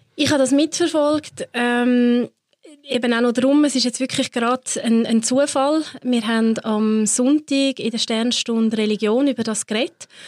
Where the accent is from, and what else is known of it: Switzerland